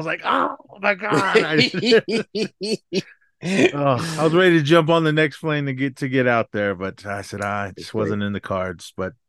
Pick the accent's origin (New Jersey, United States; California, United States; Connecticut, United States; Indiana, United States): California, United States; Oakland; growing up in the Bay Area in Oakland